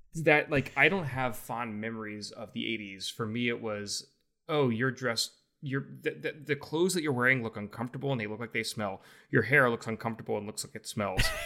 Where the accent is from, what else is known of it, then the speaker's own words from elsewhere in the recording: Louisiana, United States; I'm from Louisiana